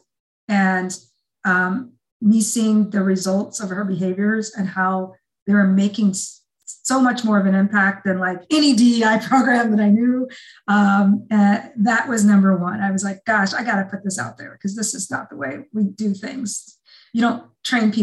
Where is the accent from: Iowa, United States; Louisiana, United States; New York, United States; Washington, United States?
Iowa, United States; I was raised in Iowa